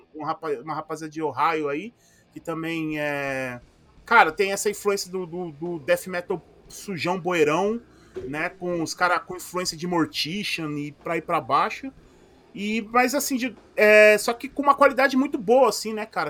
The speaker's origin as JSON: {"language": "Portuguese", "area": "ABC", "region": "São Paulo", "country": "Brazil", "accent": "ABC, dragged R and S", "said": "eu sou daqui do ABC e aqui no ABC a gente tem a galera que fala que tem o, o, às vezes o R muito arrastado, o S muito arrastado"}